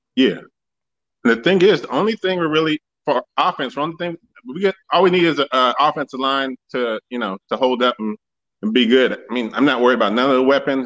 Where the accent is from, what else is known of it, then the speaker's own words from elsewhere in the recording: California, United States; I grew up in California